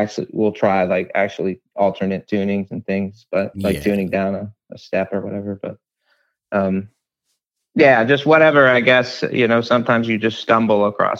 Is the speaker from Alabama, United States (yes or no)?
yes; Alabama, United States; I grew up in Alabama.